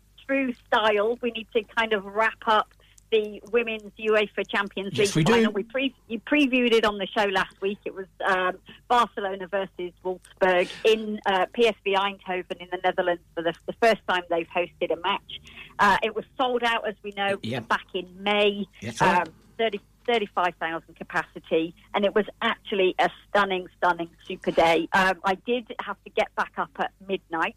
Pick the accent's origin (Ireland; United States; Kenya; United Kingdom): United Kingdom; Rotherham, Yorkshire and the Humber; my hometown